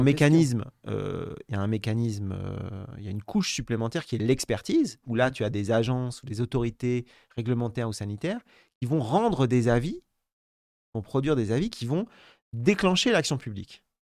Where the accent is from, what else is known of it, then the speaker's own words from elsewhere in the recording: France; chez nous en France